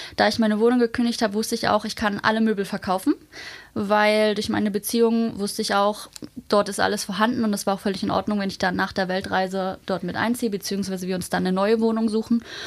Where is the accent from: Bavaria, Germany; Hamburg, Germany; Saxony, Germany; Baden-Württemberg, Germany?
Hamburg, Germany; also born or lived in Magdeburg; ich komme ja eigentlich aus Hamburg